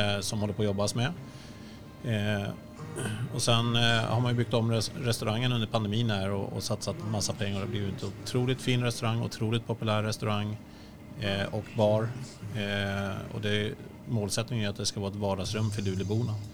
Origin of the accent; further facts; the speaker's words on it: Sweden; jag är svensk.